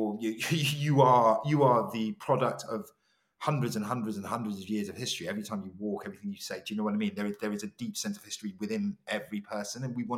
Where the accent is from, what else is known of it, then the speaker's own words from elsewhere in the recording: Ghana; you know, we're both Ghanaian, it felt like the most, it felt like being in Accra.